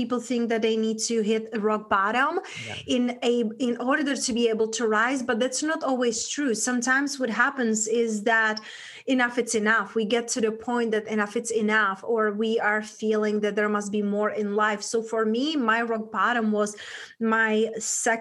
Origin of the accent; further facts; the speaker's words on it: Czechia; accent: Czech; English is a second language; moved away; I grew up in a small town back in Europe, in Czech Republic, hence that's where my accent from